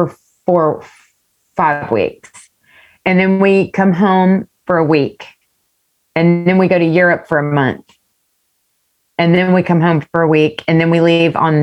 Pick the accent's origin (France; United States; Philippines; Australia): United States; East Texas; I grew up in East Texas